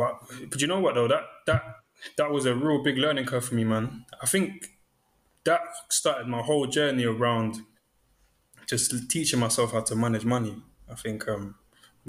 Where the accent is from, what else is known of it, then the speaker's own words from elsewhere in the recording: London, United Kingdom; I'm from South London. I'm sure some of you guys know the area of like Brixton, Streatham. Technically, I'm from Streatham Hill.